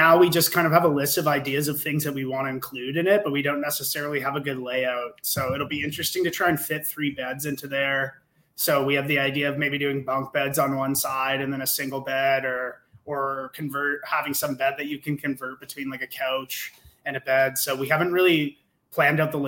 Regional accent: Canada; we're Canadian

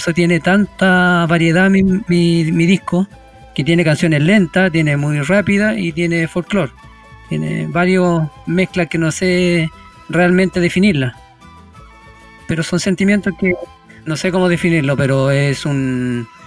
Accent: Rauco, Maule, Chile; Y nosotros estamos a 10 kilómetros desde Curicó, camino hacia la costa

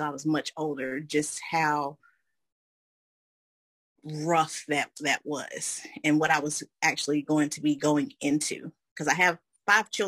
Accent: Asheville, North Carolina, United States; moved away as an adult; now in Evans, United States; I'm from Asheville, North Carolina, and I currently reside here in Evans, Georgia. I've been here about eight years

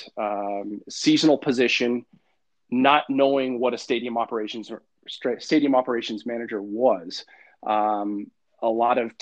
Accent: Vacaville, California, United States; moved away as an adult; also born or lived in Moscow, Idaho / San Francisco / Sacramento; now in Boise, United States; I grew up in Vacaville, California, in Northern California

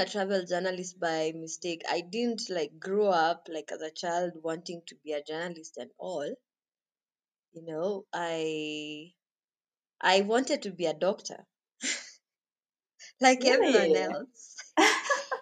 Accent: Kenya; I'm Kenyan.

